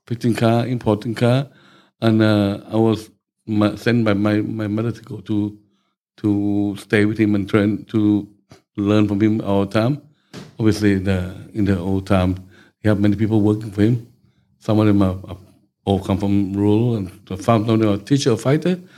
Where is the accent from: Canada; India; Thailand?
Thailand; Bangkok; English is a second language; moved away as an adult; now in England; I was born in Bangkok